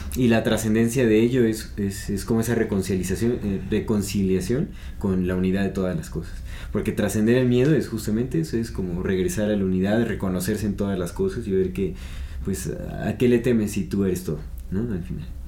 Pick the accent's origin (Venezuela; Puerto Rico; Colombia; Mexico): Mexico; nosotros hasta como mexicanos